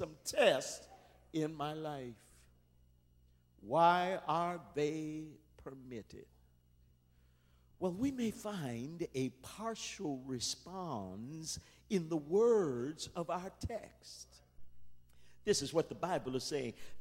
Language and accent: English; Windsor, Ontario, Canada; I was born in Windsor, Ontario, Canada, at Grace Hospital